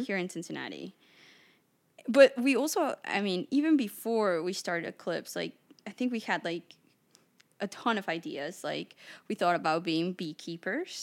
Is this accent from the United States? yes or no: no; Mexico City, Mexico; moved away; I grew up in Mexico City